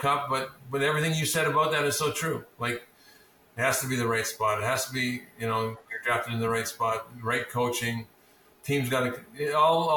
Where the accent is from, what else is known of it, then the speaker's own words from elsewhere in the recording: Fort St. James, British Columbia, Canada; I grew up in Fort St. James, 2,200 people